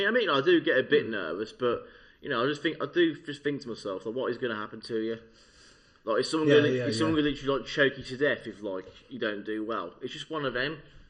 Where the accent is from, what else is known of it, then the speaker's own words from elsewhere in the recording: Birmingham, West Midlands, United Kingdom; Birmingham is my hometown, but I'm talking about my certain sub-town, or Erdington.